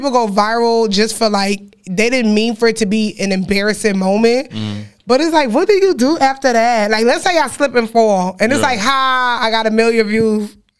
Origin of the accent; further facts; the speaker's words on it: New York City, New York, United States; also born or lived in Trinidad; I was born in Trinidad, right? Okay. Raised in Brooklyn.